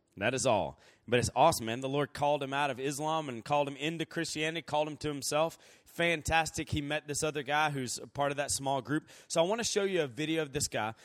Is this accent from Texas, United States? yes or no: no; Columbus, Georgia, United States; moved away as an adult; also born or lived in Virginia; now in Andrews, United States; I'm from Columbus, Georgia, originally, and, um, I lived there until I went to college.